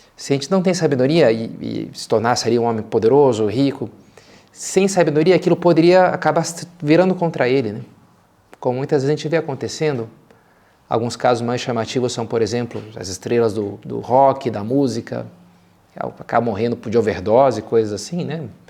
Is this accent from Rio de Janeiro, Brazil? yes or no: yes; Rio de Janeiro, Brazil; como bom carioca que sou